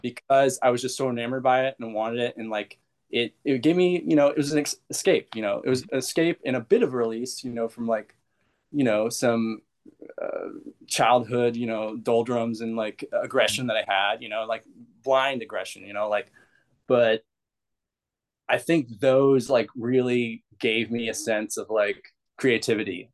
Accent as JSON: {"language": "English", "area": "Bay Area", "region": "California", "country": "United States", "tie": "born or raised there", "said": "I grew up in the Bay Area"}